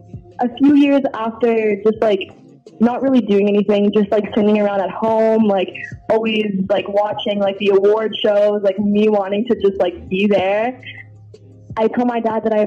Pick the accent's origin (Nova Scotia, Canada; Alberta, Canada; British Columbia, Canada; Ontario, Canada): Ontario, Canada; Toronto; Yes, I am.